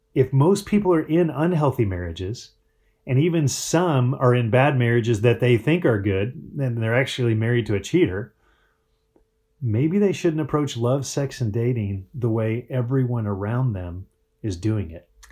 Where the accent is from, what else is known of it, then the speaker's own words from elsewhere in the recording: Breckenridge, Colorado, United States; now in Phoenix, United States; I grew up in Breckenridge, Colorado.